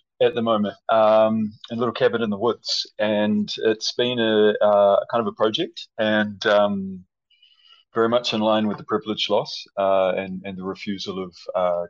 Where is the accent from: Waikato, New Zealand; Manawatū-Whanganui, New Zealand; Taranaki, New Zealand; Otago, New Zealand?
Manawatū-Whanganui, New Zealand; Palmerston North; moved away as an adult; also born or lived in Wellington, New Zealand / Auckland, New Zealand / Spain; now in Dawson City, Canada; I am originally from Palmerston North in the North Island.